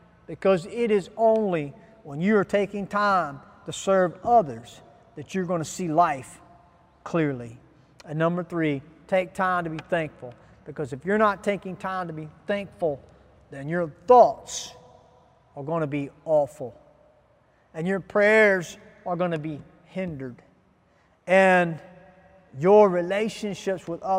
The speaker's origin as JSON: {"language": "English", "country": "Ghana", "said": "as a Ghanaian citizen"}